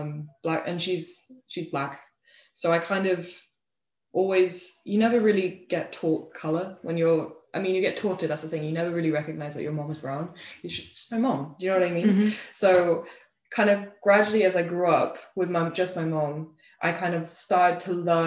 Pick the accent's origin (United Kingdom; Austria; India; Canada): United Kingdom; England; moved away as an adult; also born or lived in United States / Copenhagen, Denmark; now in Denmark; I grew up mostly in England, but I had a little bit of my, like a glimmer of my childhood, about 3 years in Copenhagen, in Denmark